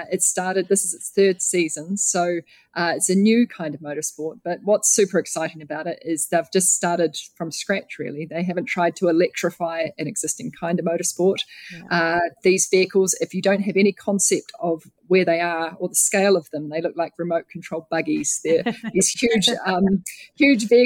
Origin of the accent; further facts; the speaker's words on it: New Zealand; Growing up in New Zealand